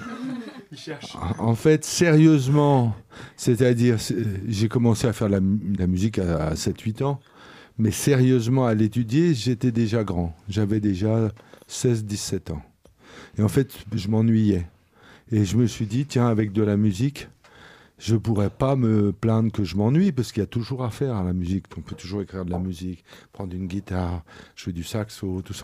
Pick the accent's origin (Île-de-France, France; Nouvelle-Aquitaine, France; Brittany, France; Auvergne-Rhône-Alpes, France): Île-de-France, France; Boulogne-Billancourt; je viens de la banlieue, euh, de la banlieue du 9-2, pour faire jeune. voilà, de la même ville que Bouba. Voilà, c'est ça que je peux dire. De Boulogne, Billancourt